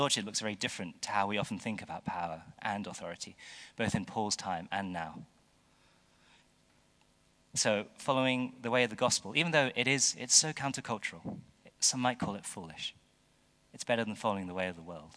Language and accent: English; United Kingdom; as British people